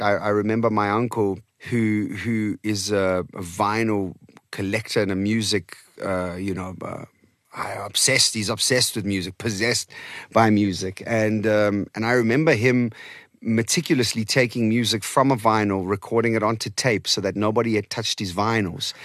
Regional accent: Eastern Cape, South Africa; first language Portuguese; English is a second language; also born or lived in Portimão, Algarve, Portugal; I started to learn English and Xhosa and Afrikaans all at the same time in the Okay. Eastern Cape

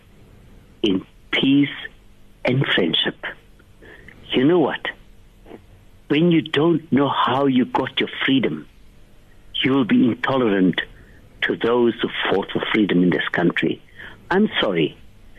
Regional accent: Cape Town, Western Cape, South Africa; I come from Bishop Leivas. In Bishop Leivas, we grew up Christians and Muslims

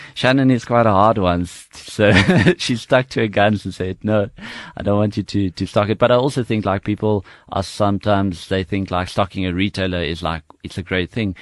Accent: South Africa; I grew up in Harry Smith

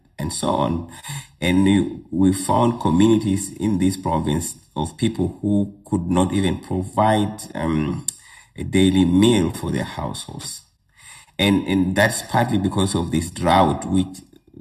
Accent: Uganda; now in South Africa; So I'm originally from Uganda. That's where I was born. And I spent most of my early childhood there

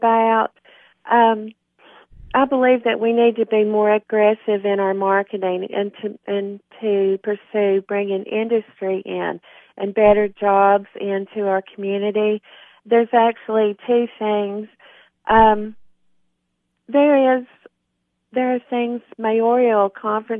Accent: Monterey, Tennessee, United States; also born or lived in Richmond, Virginia; I've always been interested in my hometown, of course, but I have, 3 years of experience being an alderwoman

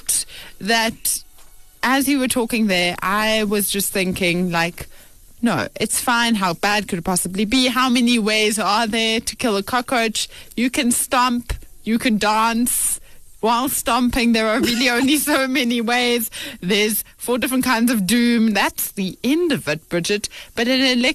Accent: South Africa; as South Africans

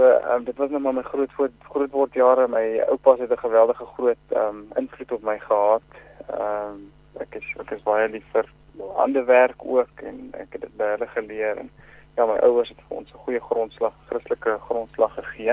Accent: Bloemfontein, Free State, South Africa; also born or lived in Klerksdorp; Ek um, het groot geword in in uh, Bloemfontein. Ek is van uit gebore in Klerksdorp en as dit verhuis Bloemfontein toe terwyl ek klein was, so ek het hier groot geword, skool gegaan.

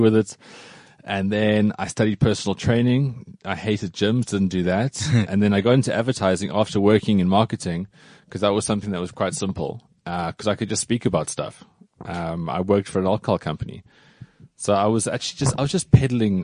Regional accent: Cape Town, Western Cape, South Africa; moved away as an adult; now in Johannesburg, South Africa; When I moved to Joburg from Cape Town, because I grew up in Cape Town, mm-hmm. and then at 21, I moved to Joburg

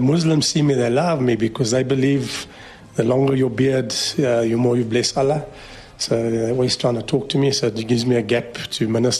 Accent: South Africa; I'm not a Burki. And I'm born and bred in South Africa. The actual fact, I was born just 5 km up the road here. So I'm a South African, deep South African.

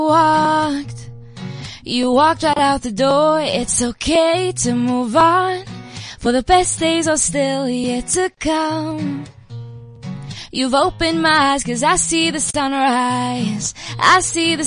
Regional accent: Paarl, Western Cape, South Africa; I'm from Paul

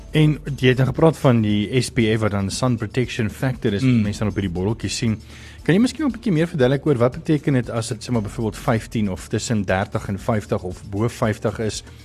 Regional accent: South Africa; ons as Suid-Afrikaners

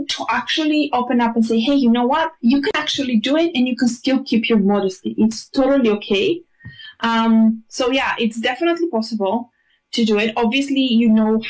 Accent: Bulgaria; moved away as an adult; also born or lived in Greece; now in United Kingdom; I was born in Greece. I was raised in Bulgaria. I live in the UK for the past 10 years. I've literally spent 10 years in each country

